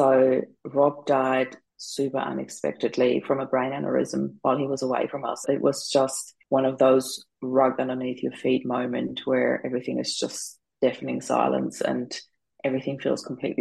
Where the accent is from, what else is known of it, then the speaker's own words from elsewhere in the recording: Austria; moved away as an adult; now in Australia; I am originally from Austria